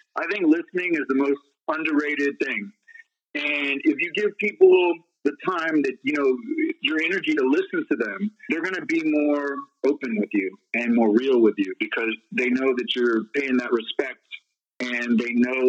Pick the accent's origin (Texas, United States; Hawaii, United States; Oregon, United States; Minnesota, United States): Texas, United States; Houston; where I was born in Houston